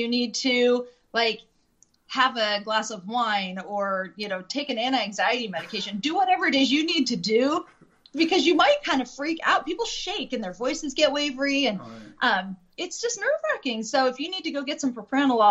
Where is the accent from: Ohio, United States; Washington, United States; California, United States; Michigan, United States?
Washington, United States; Chelan; where I grew up in Lake Chelan, Washington